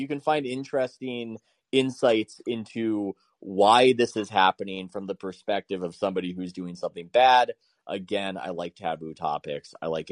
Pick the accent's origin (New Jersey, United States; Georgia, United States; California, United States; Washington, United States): California, United States; San Diego; I'm from San Diego, and I will say it's almost like being in Hawaii